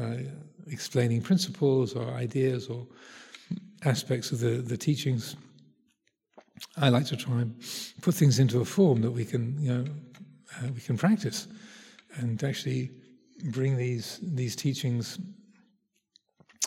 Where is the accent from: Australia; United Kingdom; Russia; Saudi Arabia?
United Kingdom; speaking as a Brit